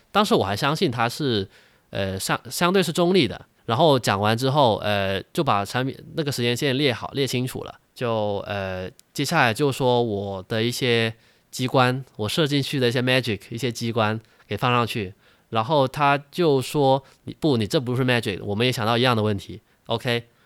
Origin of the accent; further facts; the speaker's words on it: China; 我们大陆人